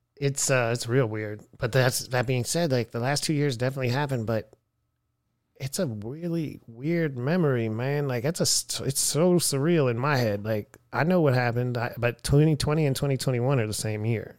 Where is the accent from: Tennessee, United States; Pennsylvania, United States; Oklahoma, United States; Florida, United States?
Pennsylvania, United States; Erie; now in Austin, United States; I grew up in Erie, Pennsylvania